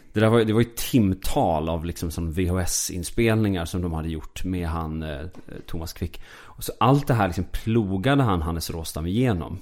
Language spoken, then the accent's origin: Swedish; Falun, Dalarna County, Sweden; jag är uppväxt i Falun